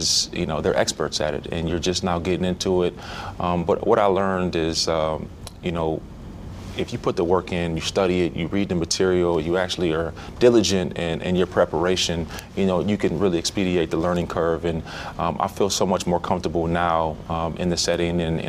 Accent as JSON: {"language": "English", "town": "Minneapolis", "region": "Minnesota", "country": "United States", "tie": "born or raised there", "said": "growing up in Minneapolis."}